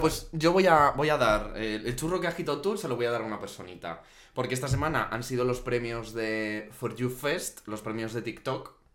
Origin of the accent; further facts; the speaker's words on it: Guadalajara, Castilla-La Mancha, Spain; moved away as an adult; also born or lived in Barcelona / Portugal; en mi pueblo es más tranquilito, ¿eh? Sí. O sea, mira que los pueblos, al final, joder, es un pueblo de Guadalajara súper pequeñito